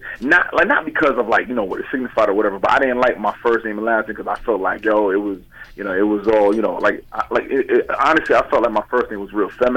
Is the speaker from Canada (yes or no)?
no; United States; I'm from America. I'm born here.